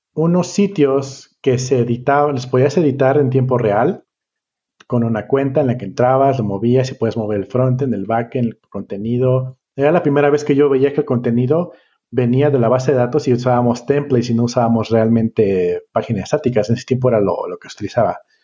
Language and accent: Spanish; Colima, Mexico; vengo de Colima